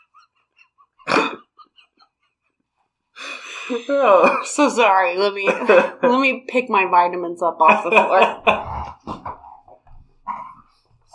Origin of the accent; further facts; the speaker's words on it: Iowa, United States; I'm from Iowa.